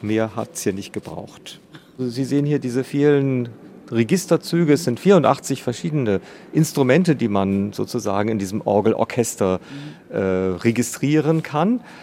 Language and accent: German; East Frisia, Lower Saxony, Germany; now in Schwerin, Germany; Ich komme aus Ostfriesland, aus einer dörflichen Gemeinde in Ostfriesland